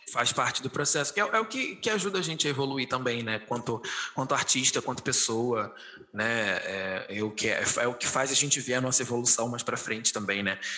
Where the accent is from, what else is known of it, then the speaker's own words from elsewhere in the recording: Rio de Janeiro, Brazil; eu sou do Rio de Janeiro, a minha realidade aqui é completamente diferente da sua